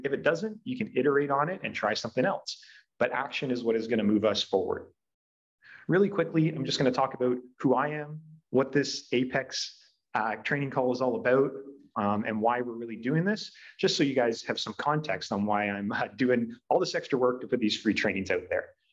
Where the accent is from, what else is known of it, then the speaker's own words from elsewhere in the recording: Brantford, Ontario, Canada; here in my hometown